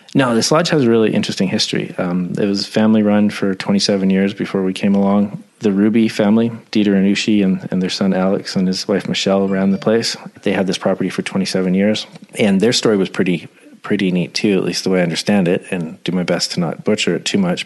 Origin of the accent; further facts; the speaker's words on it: Coquitlam, British Columbia, Canada; also born or lived in New Westminster / Whistler / Vernon; now in Terrace, Canada; I was actually born in New Westminster, St. Mary's Hospital, and I grew up in Coquitlam and Port Coquitlam